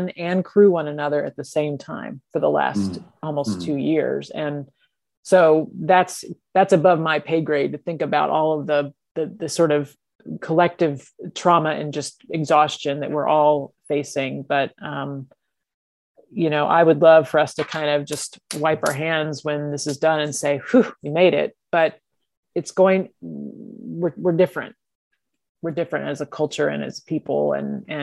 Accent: Texas, United States; I grew up in Texas

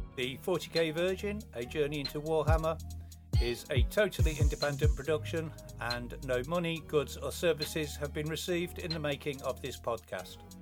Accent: England, United Kingdom; I am English

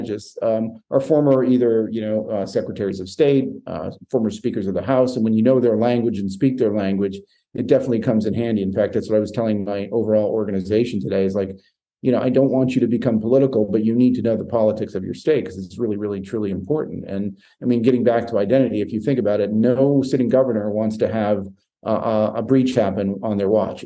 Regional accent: Maine, United States; moved away; I grew up in Maine

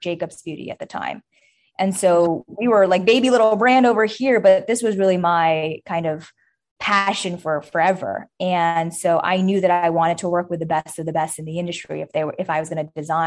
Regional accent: New York, United States; I grew up in New York

